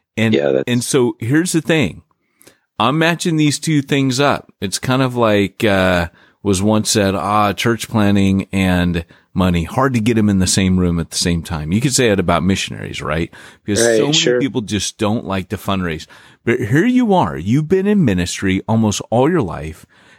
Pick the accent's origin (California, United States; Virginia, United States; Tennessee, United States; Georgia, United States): Virginia, United States; born there; also born or lived in Pennsylvania / New York; Yep. I was born in Virginia.